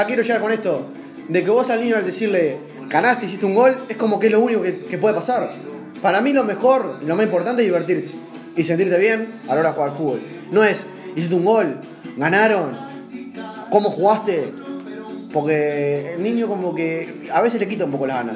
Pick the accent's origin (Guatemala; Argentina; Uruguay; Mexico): Uruguay; siendo uruguayo